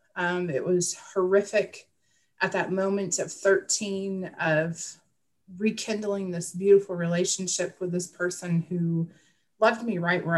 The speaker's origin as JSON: {"language": "English", "region": "Wisconsin", "country": "United States", "tie": "born or raised there", "said": "I grew up in Midwest Wisconsin, and the area that I grew up in, I was the country kid"}